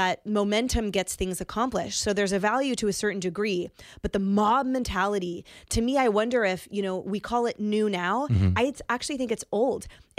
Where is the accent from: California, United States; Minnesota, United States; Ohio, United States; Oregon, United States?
California, United States; Bay Area; I grew up in the Bay Area